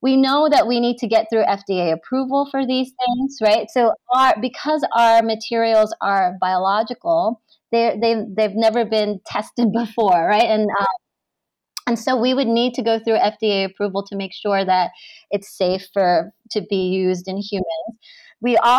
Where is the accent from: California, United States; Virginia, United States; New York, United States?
New York, United States; I grew up in New York